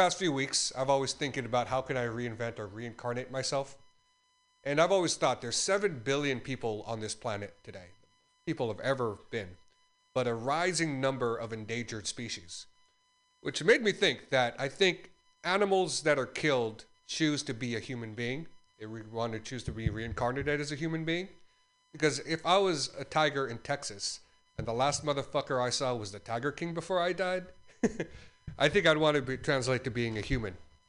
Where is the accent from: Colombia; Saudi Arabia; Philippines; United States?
Philippines; as a Filipino, I'm never on time.